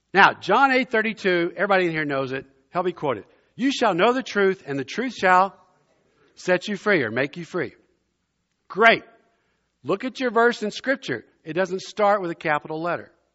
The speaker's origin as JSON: {"language": "English", "region": "South Louisiana", "country": "United States", "tie": "born or raised there", "also_born_or_lived": "Germany", "moved": "yes", "lives_now": "Princeton, United States", "said": "as a boy growing up in South Louisiana, I grew up below I-ten in Cajun country"}